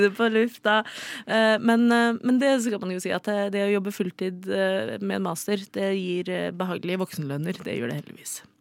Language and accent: Norwegian; Oslo, Norway; er fra Oslo